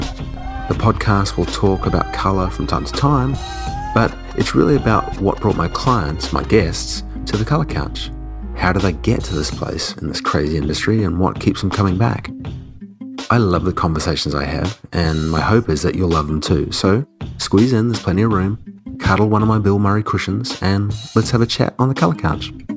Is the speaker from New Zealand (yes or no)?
yes; Auckland, New Zealand; moved away; I grew up in Auckland